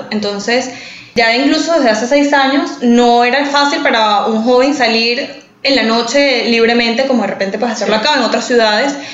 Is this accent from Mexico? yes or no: no; San Antonio, Venezuela; also born or lived in Caracas, Venezuela; now in United States; yo nací en mi pueblito de San Antonio, con mucho orgullo.